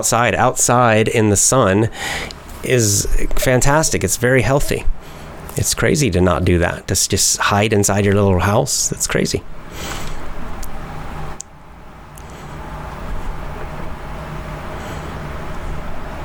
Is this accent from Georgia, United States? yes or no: yes; Georgia, United States; my home state of Georgia